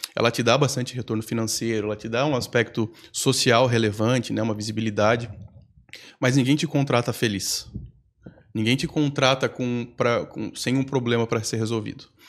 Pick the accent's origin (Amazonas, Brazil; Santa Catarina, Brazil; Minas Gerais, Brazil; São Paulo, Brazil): Santa Catarina, Brazil; Campos Novos; moved away as an adult; now in Florianópolis, Brazil; Voltar para minha cidade natal